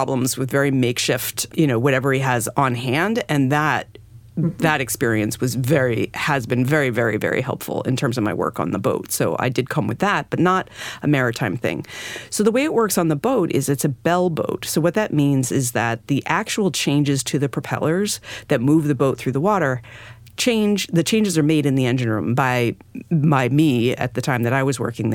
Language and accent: English; New England, United States; moved away; I grew up in New England